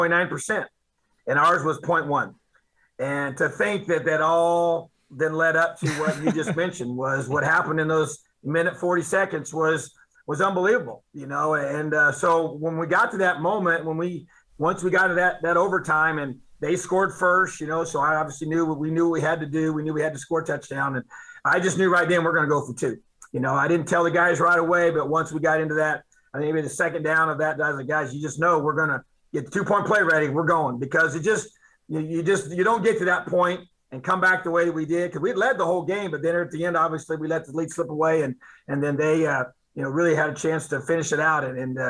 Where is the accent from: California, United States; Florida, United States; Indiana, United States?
Indiana, United States; It's been awesome to be able to do this in my home state, and pretty special.